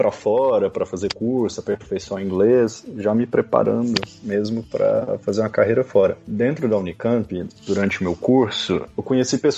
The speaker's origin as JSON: {"language": "Portuguese", "town": "Divinópolis", "region": "Minas Gerais", "country": "Brazil", "tie": "born or raised there", "also_born_or_lived": "Campinas, Brazil", "moved": "as an adult", "lives_now": "Croatia", "said": "eu sou de Minas, do interior, uma cidade que chama Divinópolis, com 100 quilômetros de Belo Horizonte. Eu saí de casa com 18 anos para ir fazer faculdade fora, né?"}